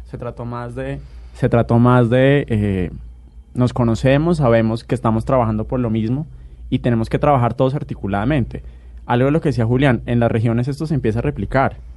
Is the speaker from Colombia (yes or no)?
yes; Colombia; el país estaba muy dividido, pero aquí todos somos colombianos